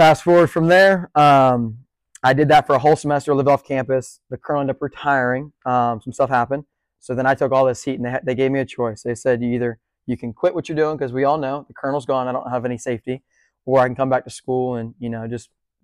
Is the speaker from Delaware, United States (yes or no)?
yes; Bethany Beach, Delaware, United States; now in Charleston, United States; I grew up in Bethany Beach, Delaware.